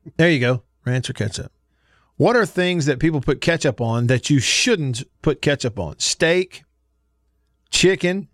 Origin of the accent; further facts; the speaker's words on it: Russellville, Alabama, United States; moved away; growing up in Northwest Alabama, a little small town called Russellville